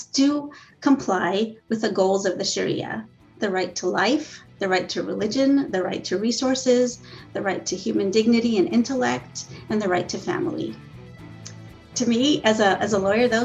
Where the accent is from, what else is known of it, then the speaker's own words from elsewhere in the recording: Southern California, United States; I grew up in Southern California